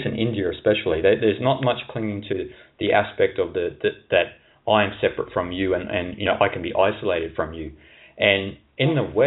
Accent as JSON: {"language": "English", "country": "Australia", "tie": "born or raised there", "also_born_or_lived": "Asia", "moved": "as an adult", "said": "I grew up in Australia as well, so very conservative culture"}